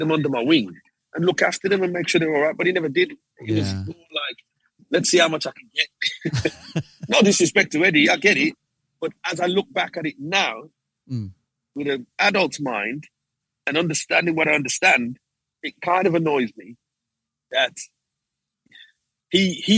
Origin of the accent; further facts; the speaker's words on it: Birmingham, West Midlands, United Kingdom; I'm just from Birmingham